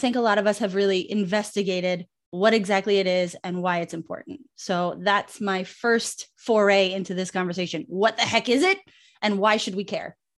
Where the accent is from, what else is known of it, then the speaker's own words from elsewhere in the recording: New York City, New York, United States; moved away as an adult; now in Miami, United States; my hometown, well, Brooklyn